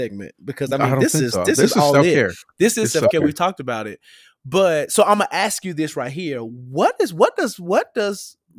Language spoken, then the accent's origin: English; Memphis, Tennessee, United States; I am from Memphis. I am from Memphis. Okay, I am not from Nazareth.